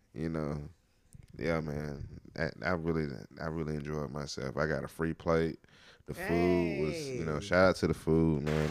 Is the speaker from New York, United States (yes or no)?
no; High Point, North Carolina, United States; I'm from High Point